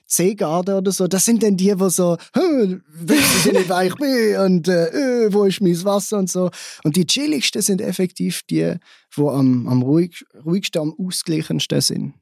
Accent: Basel, Basel-Stadt, Switzerland; Ich bin gebürtiger Basler, ich komme aus der Schweiz.

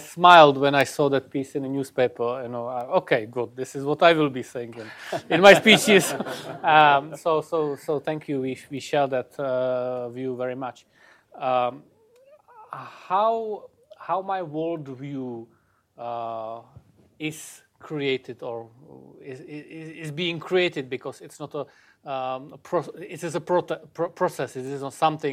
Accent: Czechia; my home country, in Czechia.

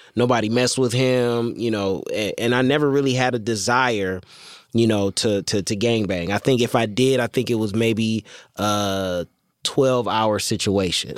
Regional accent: Inglewood, California, United States; also born or lived in Leimert Park, Los Angeles / Baldwin Hills, Los Angeles; born and raised in Inglewood, California, um, through and through ninety-ninth and Crenshaw

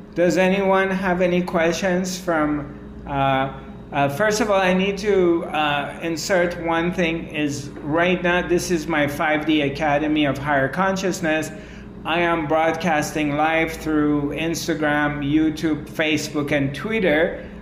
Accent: Iran; I come from Persian culture, Iranian culture.

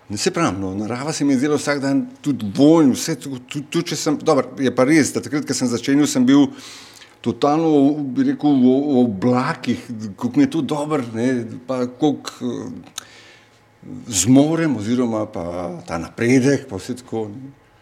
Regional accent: North Macedonia; now in Slovenia; jaz sem iz Makedonije

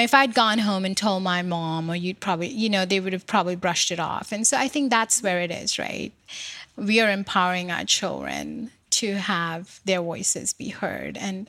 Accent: New York, United States; I've lived in this country for 30 years. I'm from New York.

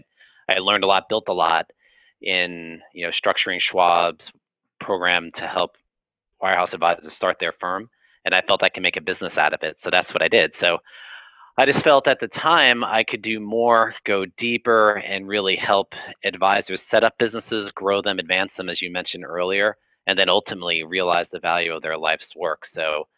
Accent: New York, United States; moved away as an adult; I am from New York.

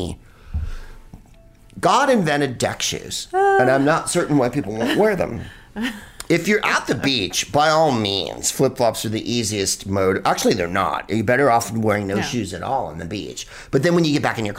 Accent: San Francisco, California, United States; I'm from San Francisco.

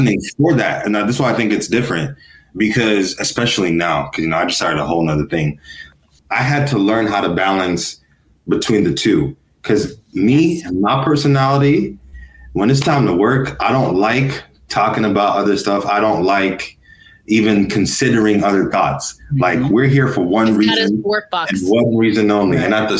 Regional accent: Kenya; English is a second language; moved away; I'm Kenyan

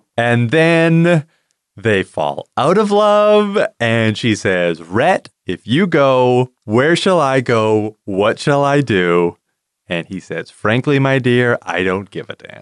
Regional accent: Canada; we're Canadian

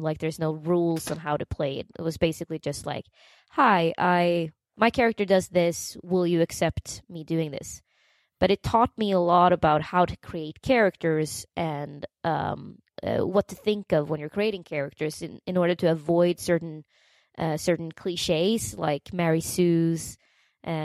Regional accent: Uppsala, Uppsala County, Sweden; English is a second language; moved away as an adult; now in New York City, United States; I was born and raised in Uppsala, the student town of Uppsala

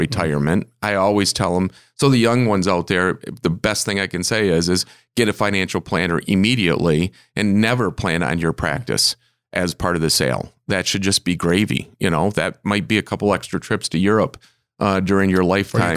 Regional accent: Michigan, United States; moved away as an adult; also born or lived in Arizona / South Carolina; I'm a Michigander

